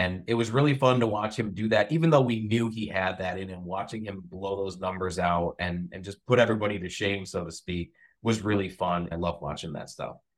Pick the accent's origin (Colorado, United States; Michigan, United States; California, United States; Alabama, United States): Michigan, United States; also born or lived in Westphalia, Michigan / Sand Lake, Michigan / Cedar Springs, Michigan; I'm from here in Michigan. I lived in Baja Westphalia for a long